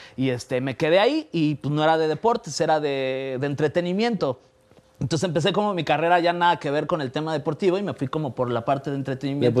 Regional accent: Mexico City, Mexico; nací aquí en la Ciudad de México

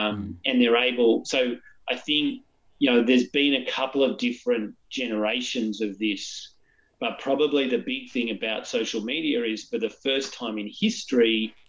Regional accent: Newcastle, North East England, United Kingdom; So I grew up in the 90s. I'm in my 40s now. I grew up in Newcastle, right?

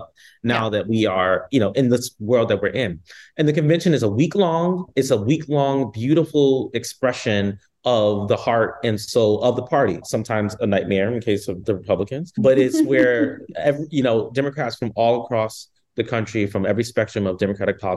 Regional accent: California, United States; I'm from East Coast and I'm from California

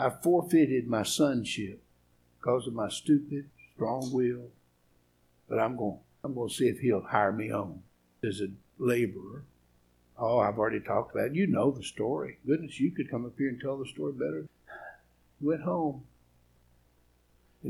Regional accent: East Tennessee, United States; I'm from East Tennessee. I'm a hillbilly.

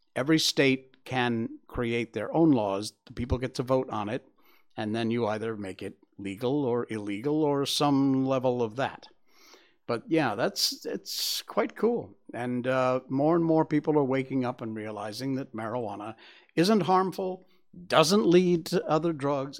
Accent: Cornwall, Connecticut, United States; I grew up in Cornwall, Connecticut

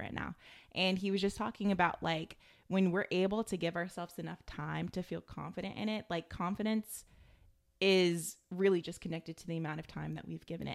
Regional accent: United States; growing up in America

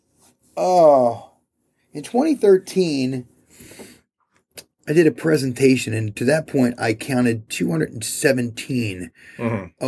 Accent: Philadelphia, Pennsylvania, United States; moved away; I grew up in Philadelphia

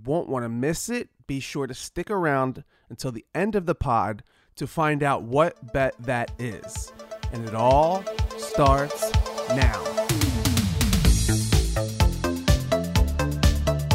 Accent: Philadelphia, Pennsylvania, United States; I'm from the area, I'm from Philadelphia

